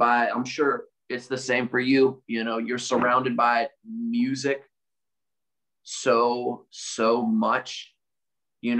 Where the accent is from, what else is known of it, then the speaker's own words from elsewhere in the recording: Pittsburgh, Pennsylvania, United States; my hometown